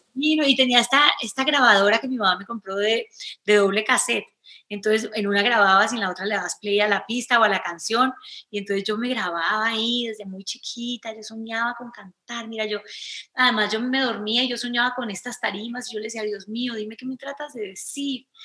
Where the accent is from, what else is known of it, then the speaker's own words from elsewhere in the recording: Cali, Valle del Cauca, Colombia; yo crecí en Cali, es una ciudad bacanísima